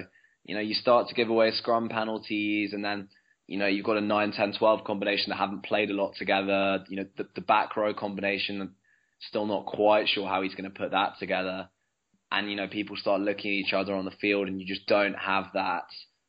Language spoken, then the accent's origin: English; Wales, United Kingdom; Coming from a Welshman speaking about Australia